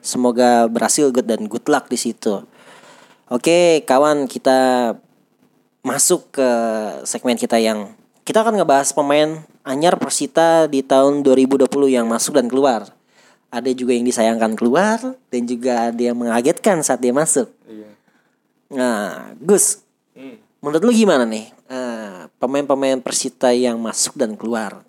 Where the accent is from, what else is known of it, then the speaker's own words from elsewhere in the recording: Tangerang, Banten, Indonesia; kami orang Tangerang